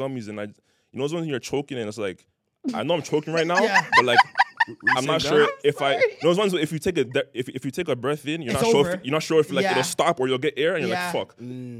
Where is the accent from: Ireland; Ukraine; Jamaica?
Jamaica